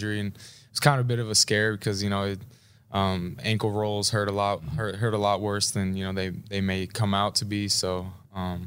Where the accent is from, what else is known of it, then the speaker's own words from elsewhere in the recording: Seattle, Washington, United States; moved away; Growing up in Seattle